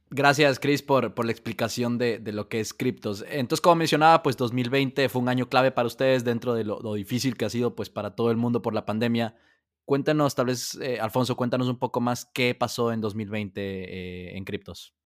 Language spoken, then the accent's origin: Spanish; Ecuador; siendo ecuatoriano